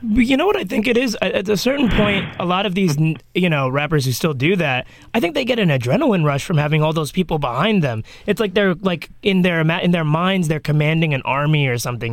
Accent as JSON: {"language": "English", "region": "New York", "country": "United States", "tie": "born or raised there", "said": "I was born here, so my parents still think of New York as it was in 92, 93"}